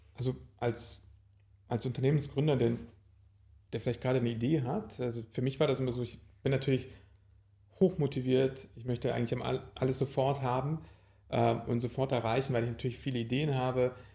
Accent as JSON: {"language": "German", "town": "Leipzig", "region": "Saxony", "country": "Germany", "tie": "born or raised there", "said": "Ursprünglich bin ich in Leipzig geboren und bin eigentlich auch immer dort und immer wieder dort"}